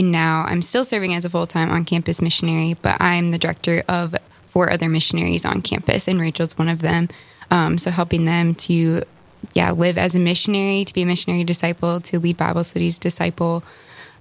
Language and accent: English; New Rockford, North Dakota, United States; also born or lived in Flagstaff, Arizona; from a farm in New Rockford, North Dakota